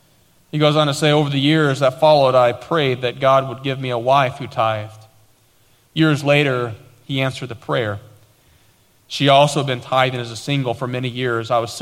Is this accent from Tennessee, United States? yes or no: yes; Tennessee, United States; accent: East Tennessee; now in Dallas, United States; I've lost my East Tennessee accent for the most part, but we didn't know anybody. People were making fun of us because of the way we talked, and we had nothing.